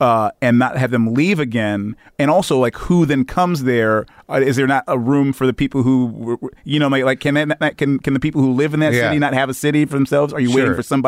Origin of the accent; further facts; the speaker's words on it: Detroit, Michigan, United States; You know, so we're all from Detroit.